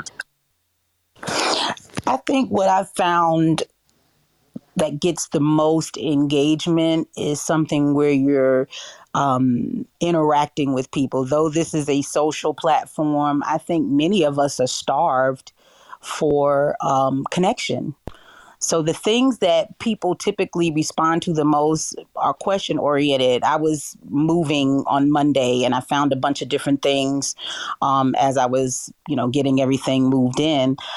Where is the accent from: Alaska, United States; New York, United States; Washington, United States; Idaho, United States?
New York, United States; New York City; moved away as an adult; now in Kansas City, United States; I grew up in New York City